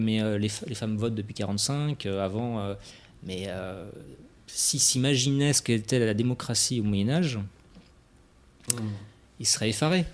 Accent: Brittany, France; en tant que Breton

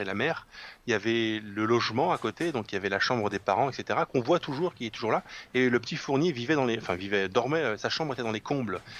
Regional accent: Lorraine, Grand Est, France; je suis lorrain.

